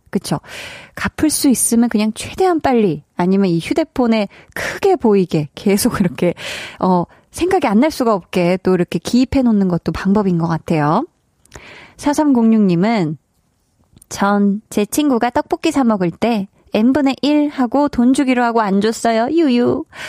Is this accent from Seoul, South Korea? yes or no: yes; Seoul, South Korea; 저는 어렸을 때 이제 강동구에서 네. 나고 자랐는데요